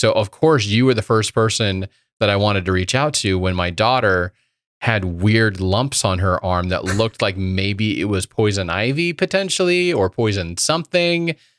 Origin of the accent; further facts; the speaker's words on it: Indiana, United States; I've had more experience with it growing up in Indiana and being running through all the creeks and woods and all that kind of stuff.